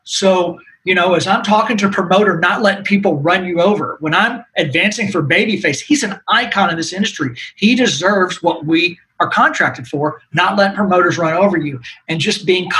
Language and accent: English; Nashville, Tennessee, United States; But, you know, I grew up here in Nashville, which is not many of us that are in this industry that grew up here now.